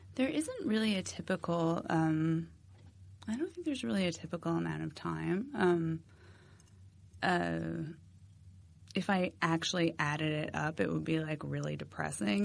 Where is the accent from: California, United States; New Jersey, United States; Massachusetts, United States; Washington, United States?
Massachusetts, United States; moved away as an adult; also born or lived in Philadelphia; I'm from Massachusetts. Um, I went to school in Philadelphia